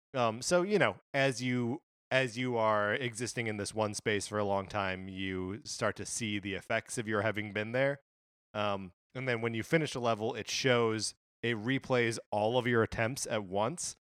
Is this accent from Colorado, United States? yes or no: no; Wisconsin, United States; moved away; I grew up in Wisconsin